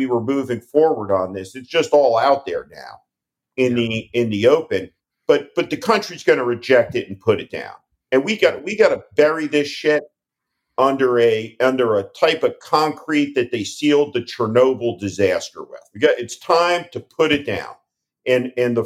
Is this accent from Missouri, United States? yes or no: no; New Jersey, United States; moved away; also born or lived in California; I grew up in New Jersey